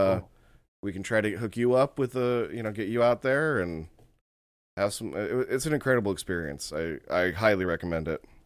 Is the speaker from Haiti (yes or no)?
no; United States; as an American who's large